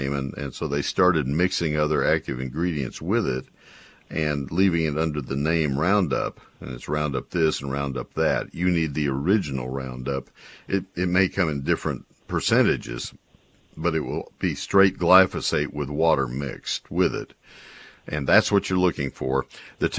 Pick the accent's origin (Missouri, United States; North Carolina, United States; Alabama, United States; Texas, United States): Texas, United States; Brazos County; I grew up in Brazos County